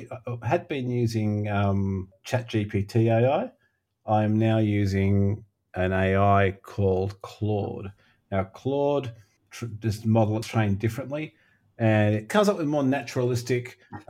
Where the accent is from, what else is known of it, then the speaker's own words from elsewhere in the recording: Australia; accent: Australian; I can do a passable Australian accent being an Australian.